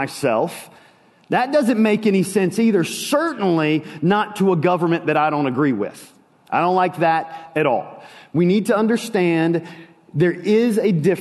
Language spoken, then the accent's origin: English; United States; as an American